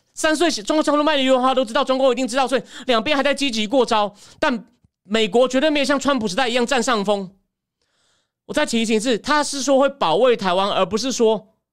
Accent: Taichung, Taiwan; 我在台中长大，大学念台大政治系

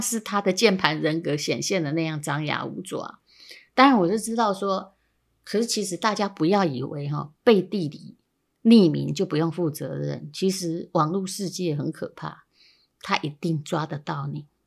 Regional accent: Yilan County, Taiwan; 我是宜兰人嘛

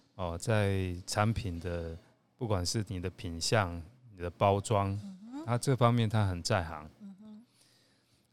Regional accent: Taiwan; also born or lived in Kuala Lumpur, Malaysia; 台湾是我的 homeland 嘛，是我的故乡

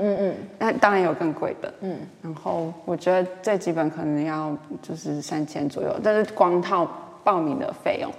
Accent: Taichung, Taiwan; moved away as an adult; also born or lived in Taipei; 我台中，我是台中人

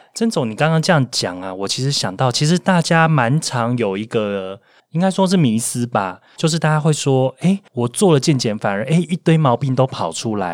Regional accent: Taiwan; 我们台湾人

